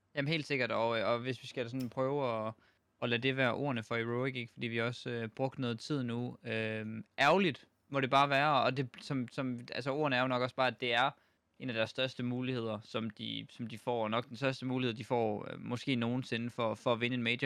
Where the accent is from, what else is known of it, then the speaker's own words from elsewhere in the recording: Denmark; når vi er danskere